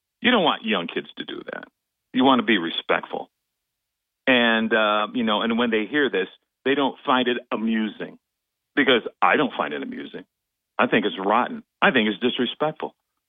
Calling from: Binghamton, New York, United States; Hey, … from Binghamton.

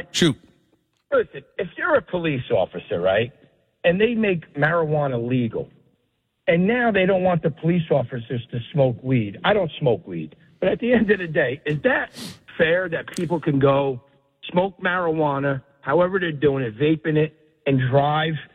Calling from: Colts Neck, New Jersey, United States; from Colts Neck.

